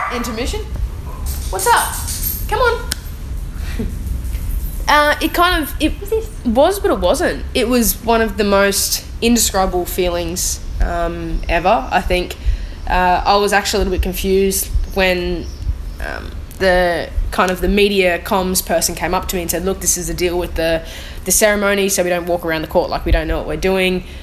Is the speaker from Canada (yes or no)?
no; Australia; being an Australian